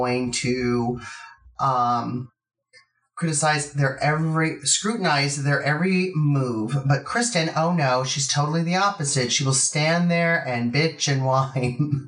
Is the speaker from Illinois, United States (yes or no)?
no; Los Angeles, California, United States; I'm from Los Angeles